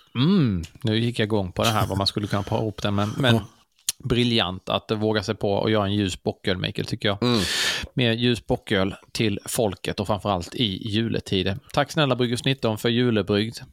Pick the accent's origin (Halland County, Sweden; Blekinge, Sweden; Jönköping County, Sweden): Blekinge, Sweden; Karlshamn; Karlshamn där jag kommer ifrån